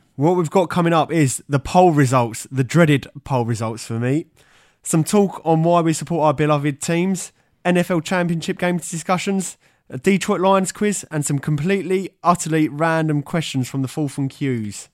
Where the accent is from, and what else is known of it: England, United Kingdom; born or raised there